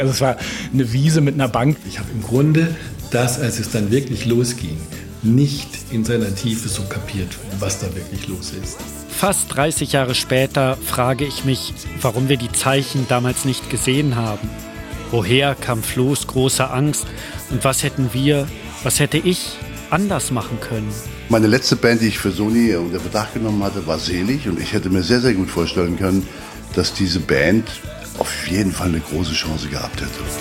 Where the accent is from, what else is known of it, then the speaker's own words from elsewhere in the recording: Berlin, Germany; Aufgewachsen bin ich in Wilmersdorf, gut bürgerlich zwischen Kudamm und Grunewald